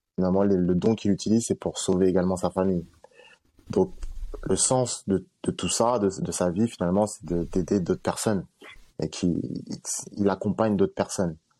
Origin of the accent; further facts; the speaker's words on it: Villiers-le-Bel, Île-de-France, France; je viens de Villebel